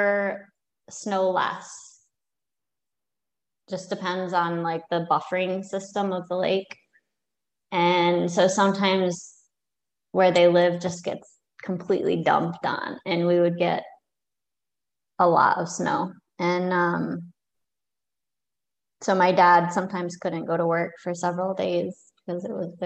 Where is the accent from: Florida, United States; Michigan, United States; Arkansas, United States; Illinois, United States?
Michigan, United States; moved away; also born or lived in South Carolina